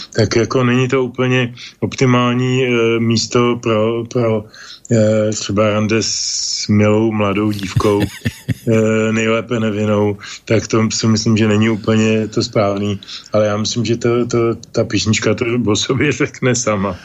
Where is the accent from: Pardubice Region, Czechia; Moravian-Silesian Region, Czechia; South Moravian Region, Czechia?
Pardubice Region, Czechia; Pardubice; also born or lived in village near Prague; now in near Prague, Czech Republic; rybity je součást města Pardubic, odkud pocházím